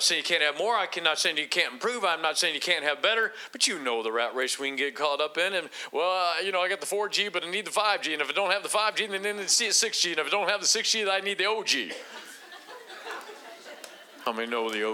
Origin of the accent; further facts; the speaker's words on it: Akron, Ohio, United States; moved away; I'm originally from Akron, Ohio